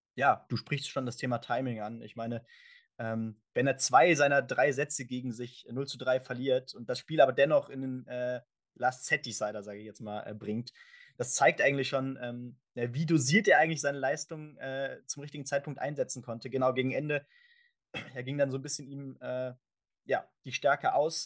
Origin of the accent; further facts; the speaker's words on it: Germany; für uns natürlich auch als Deutsche